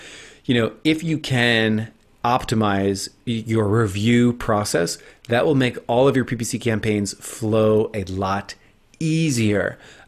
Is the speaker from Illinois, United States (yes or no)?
no; New Jersey, United States; you know, I'm from New Jersey, and I made it out somehow without an accent, even though like everyone in my family says like drink coffee and walk the dog